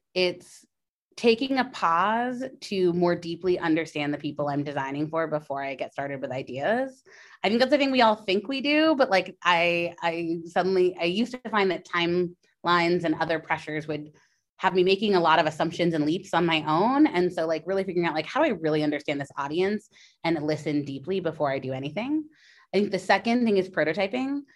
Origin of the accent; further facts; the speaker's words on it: California, United States; now in New York, United States; my home state of California.